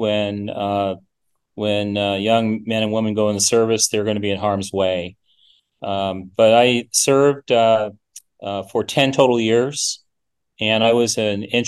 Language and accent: English; Seattle, Washington, United States; moved away as an adult; also born or lived in Minnesota; I grew up in Seattle, Washington